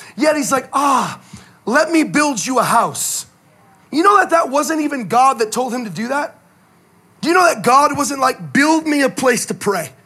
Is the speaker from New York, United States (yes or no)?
no; the Bay Area, California, United States; moved away; I'm from California, originally from the Bay